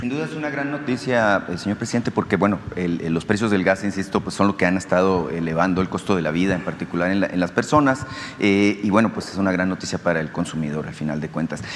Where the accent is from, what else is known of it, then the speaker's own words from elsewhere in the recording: Nacozari de García, Sonora, Mexico; hablando de un tema particularmente de mi tierra